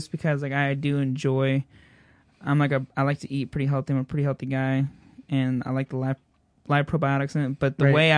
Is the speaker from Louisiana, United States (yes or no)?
no; Bend, Oregon, United States; moved away; I pull into my hometown